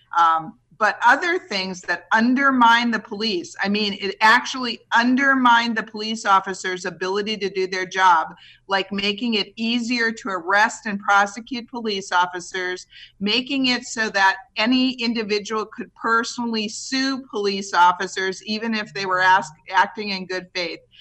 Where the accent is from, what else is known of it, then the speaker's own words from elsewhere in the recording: Kohler, Wisconsin, United States; moved away as an adult; also born or lived in Milwaukee, Wisconsin / Madison, Wisconsin; now in Phoenix, United States; I grew up in Kohler, Wisconsin, which is a beautiful village of Kohler, 1,200 people